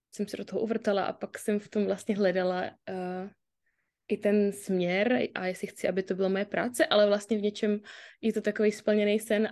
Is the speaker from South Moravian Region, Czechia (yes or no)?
yes; Brno, South Moravian Region, Czechia; jsem z Brna